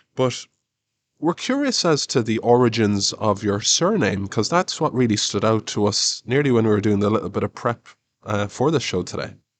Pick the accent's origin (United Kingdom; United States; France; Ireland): Ireland; us as Irish people are always very interested in history